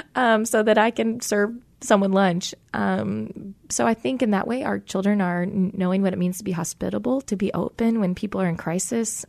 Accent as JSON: {"language": "English", "town": "Tacoma", "region": "Washington", "country": "United States", "tie": "born or raised there", "said": "I am born and raised in Tacoma, Washington"}